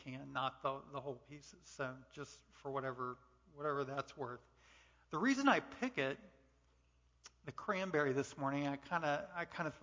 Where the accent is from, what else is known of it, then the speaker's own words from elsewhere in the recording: Texas, United States; I'm a Texan